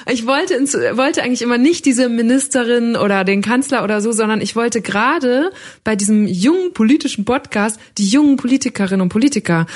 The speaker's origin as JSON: {"language": "German", "area": "Münsterland", "region": "North Rhine-Westphalia", "country": "Germany", "tie": "born or raised there", "said": "Ich bin ein Kind des Münsterlands"}